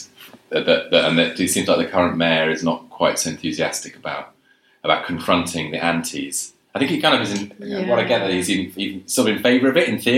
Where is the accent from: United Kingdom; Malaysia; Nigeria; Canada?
United Kingdom; London; also born or lived in Abergavenny; I grew up in London.